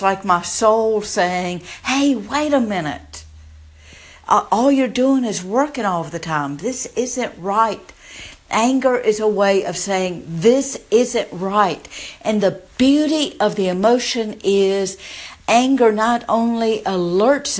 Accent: the South, United States; born or raised there

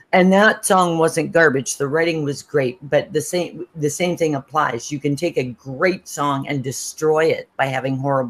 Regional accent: Canada; I'm Canadian

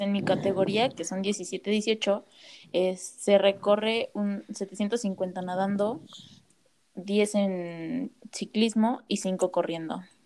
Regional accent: Sonora, Mexico; now in Querétaro, Mexico; actualmente vivo en Querétaro, pero soy de Sonora.

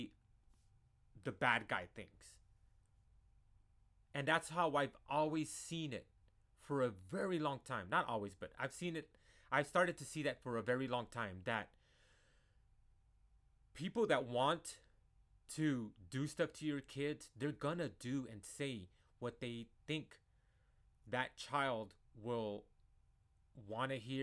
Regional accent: San Antonio, Texas, United States; I am a Chicano from San Antonio, Texas

